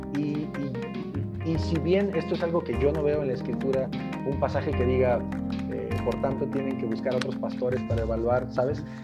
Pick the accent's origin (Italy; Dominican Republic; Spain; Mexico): Mexico; Huauchinango, Puebla; moved away as an adult; now in Mexico City, Mexico; mi esposa y yo somos originarios de Puebla y tenemos ya como seis años viviendo en la Ciudad de México